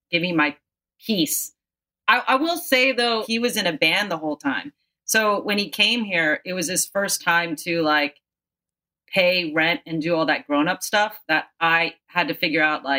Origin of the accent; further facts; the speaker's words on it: Philippines; Ed, because I'm the Filipino.